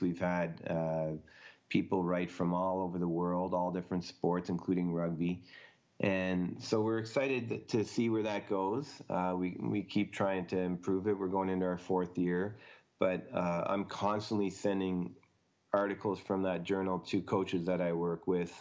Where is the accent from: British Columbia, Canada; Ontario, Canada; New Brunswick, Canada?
Ontario, Canada; Ottawa; moved away; growing up in Canada, I played hockey all year round pretty much